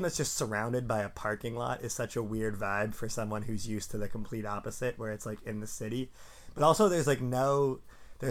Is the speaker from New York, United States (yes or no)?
no; Sammamish, Washington, United States; moved away as an adult; also born or lived in San Diego; I'm from Sammamish originally